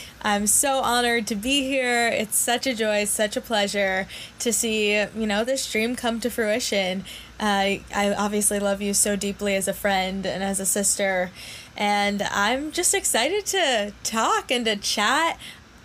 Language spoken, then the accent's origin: English; New York City, New York, United States; I grew up in New York City, born and raised in an apartment in the middle of Manhattan